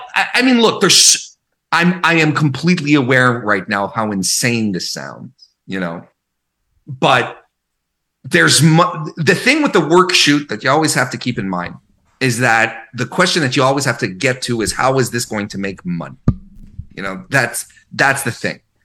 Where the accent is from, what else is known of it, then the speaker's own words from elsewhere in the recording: Canada; I'm Canadian.